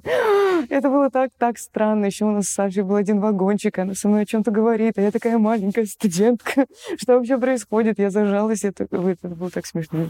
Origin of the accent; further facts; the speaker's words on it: Saint Petersburg, Russia; мы же все из Питера